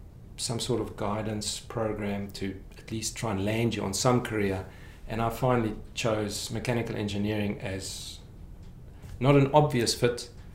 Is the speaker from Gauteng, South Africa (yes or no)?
yes; Krugersdorp, Gauteng, South Africa; moved away as an adult; now in Canada; I was born in Krugersdorp and then moved to lots of little satellite towns around.